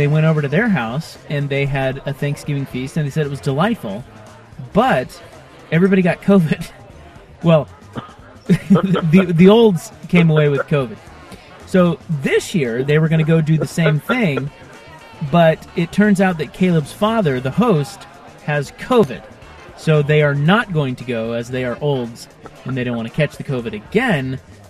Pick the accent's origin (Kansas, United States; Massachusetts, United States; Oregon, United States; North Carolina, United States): Kansas, United States; Salina; moved away; Salina. Which is my hometown.